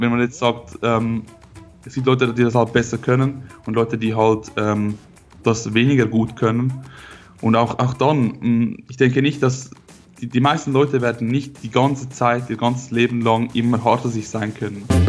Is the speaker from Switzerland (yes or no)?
yes; Switzerland; Ich komme aus der Schweiz, wie man hört